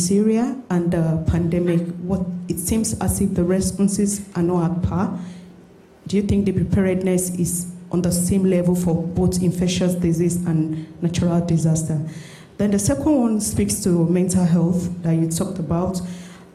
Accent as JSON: {"language": "English", "country": "Nigeria", "moved": "as an adult", "lives_now": "London, United Kingdom", "said": "I'm from Nigeria."}